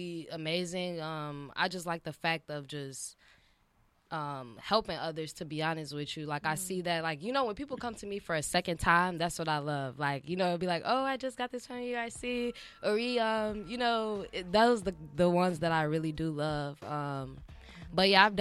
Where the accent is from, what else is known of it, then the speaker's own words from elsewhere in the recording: Chicago, Illinois, United States; now in Los Angeles, United States; I'm from Chicago.